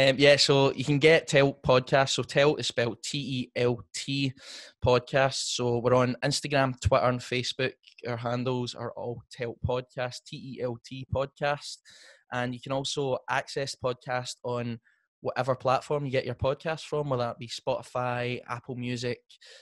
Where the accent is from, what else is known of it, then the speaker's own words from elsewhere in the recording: Scotland, United Kingdom; me being a Scottish musician